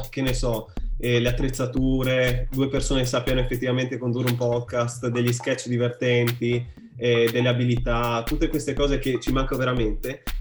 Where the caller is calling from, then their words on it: Staranzano, Friuli-Venezia Giulia, Italy; vengo da Staranzano in provincia di Gorizia.